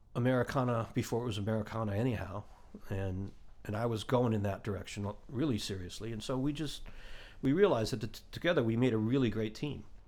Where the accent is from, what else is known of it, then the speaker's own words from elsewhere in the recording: Ohio, United States; moved away; also born or lived in Boston / Nashville; growing up in Ohio in the seventies